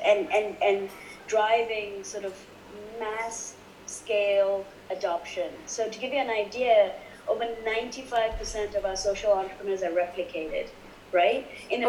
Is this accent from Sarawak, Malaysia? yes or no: no; Kuala Lumpur, Malaysia; moved away as an adult; also born or lived in Europe / United States / Indonesia; now in Singapore; The first 19 years of my life, I lived in Kuala Lumpur, and I grew up in Kuala Lumpur